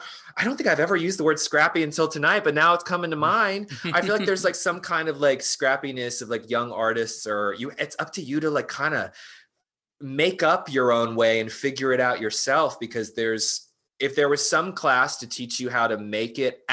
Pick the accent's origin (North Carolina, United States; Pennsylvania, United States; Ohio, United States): North Carolina, United States; moved away as an adult; also born or lived in New York; now in Los Angeles, United States; I grew up in North Carolina